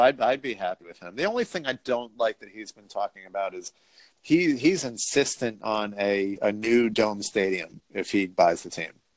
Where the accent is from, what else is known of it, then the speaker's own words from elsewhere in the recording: New York, United States; I'm a New Yorker